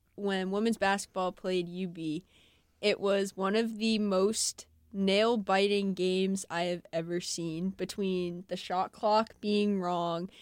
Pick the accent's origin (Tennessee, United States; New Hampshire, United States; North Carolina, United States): New Hampshire, United States; moved away; I'm from New Hampshire and say bagel